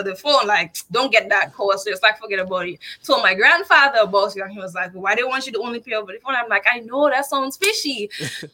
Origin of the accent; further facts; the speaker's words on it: Dominica; moved away as an adult; now in United States; I'm from Dominica, not the Dominican Republic